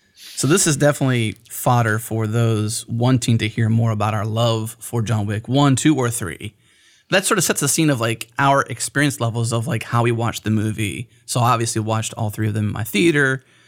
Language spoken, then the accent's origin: English; Pennsylvania, United States; now in Texas, United States; I'm not from here. I'm from Pennsylvania